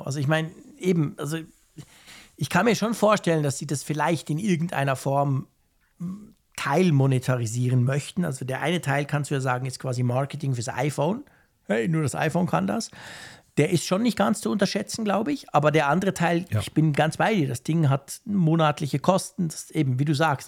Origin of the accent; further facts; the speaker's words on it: Switzerland; bei uns in der Schweiz